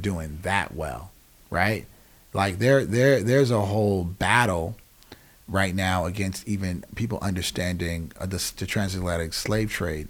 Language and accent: English; Germany; And I grew up in Germany, like I said before.